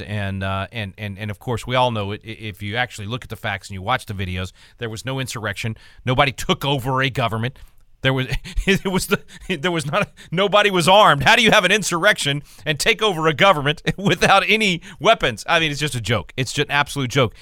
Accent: Texas, United States; being a Texan

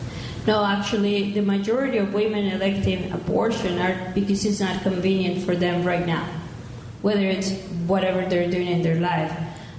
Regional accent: Mexico; accent: Mexican; English is a second language; now in United States; I'm Mexican, if my accent didn't give me away.

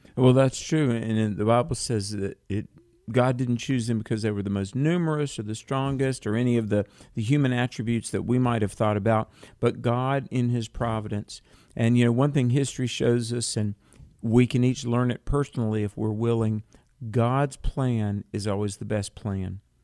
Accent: North Carolina, United States; North Carolina, my home state

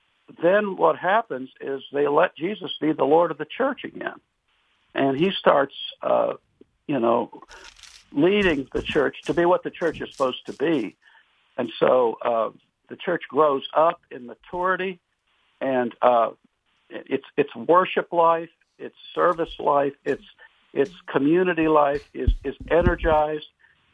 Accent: Wilmore, Kentucky, United States; I am from Wilmore. Yes, I certainly am.

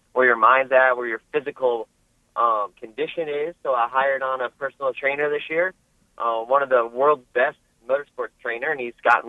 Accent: Florida, United States; now in North Carolina, United States; we're from Florida

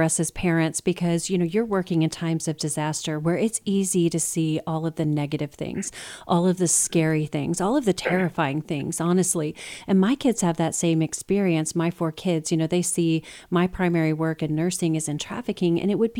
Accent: Houston, Texas, United States; the 4B disaster relief area, which is that's my hometown. That's where I live.

